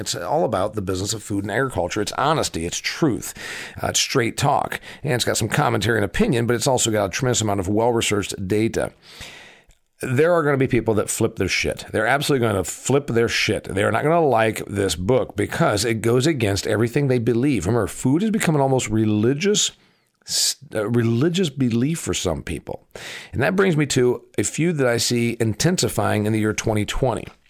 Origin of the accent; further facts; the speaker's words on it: Huntington, Indiana, United States; my hometown, factory and farm town, Huntington, Indiana